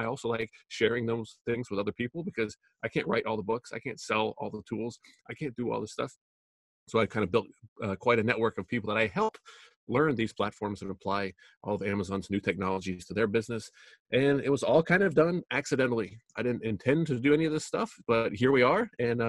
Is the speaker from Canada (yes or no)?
yes; Canada; now in United States; I'm originally from Canada. I moved to the United States. I did the legal immigration thing, which is super hard to do, I found out.